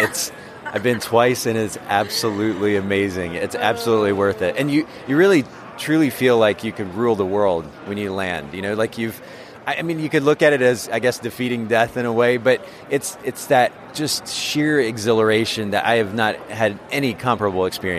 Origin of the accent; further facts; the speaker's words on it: Japan; now in United States; I grew up in Japan, and I like to think that it's lended perspective to my development as an individual